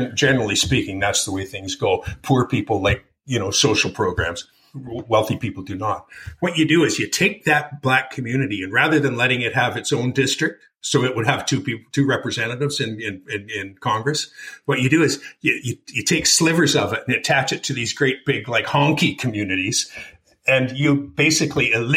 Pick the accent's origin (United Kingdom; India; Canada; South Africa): Canada; moved away; also born or lived in Malibu, California; I'm a Canadian